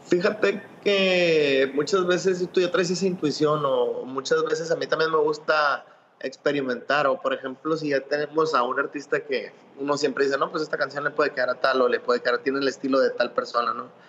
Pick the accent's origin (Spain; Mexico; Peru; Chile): Mexico; los que somos mexicanos